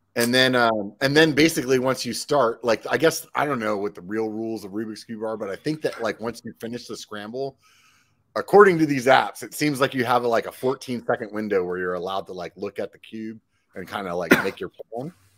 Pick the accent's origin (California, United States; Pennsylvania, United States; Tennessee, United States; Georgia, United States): Pennsylvania, United States; now in Sacramento, United States; I'm from Pennsylvania originally